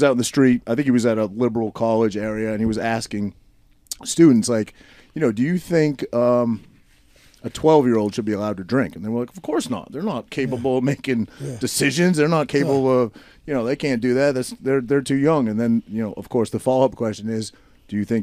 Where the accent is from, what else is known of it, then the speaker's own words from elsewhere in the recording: Maine, United States; moved away; where I grew up in Maine.